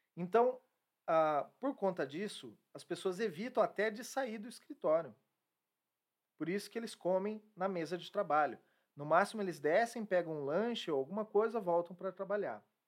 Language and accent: Portuguese; Brazil; como brasileiro